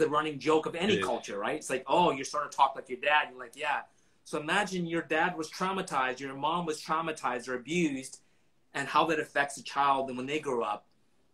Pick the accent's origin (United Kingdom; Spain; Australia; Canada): Canada; Vancouver, British Columbia; I grew up in East